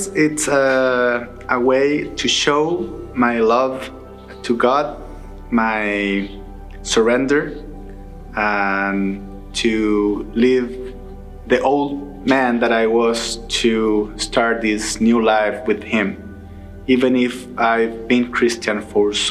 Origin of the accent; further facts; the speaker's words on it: Chile; moved away; I'm from South America, especially from Chile.